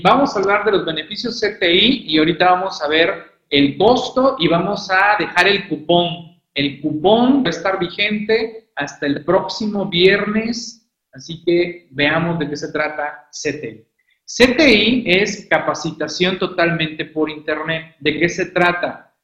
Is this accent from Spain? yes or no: no; Mexico; nosotros como mexicanos